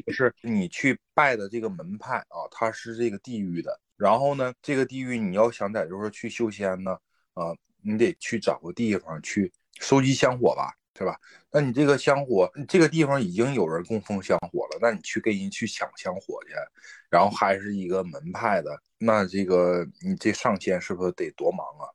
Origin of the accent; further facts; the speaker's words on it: Jilin, China; 我们吉林这边儿